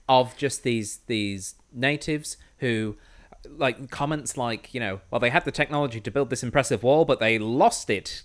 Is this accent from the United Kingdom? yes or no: yes; United Kingdom; I'm British white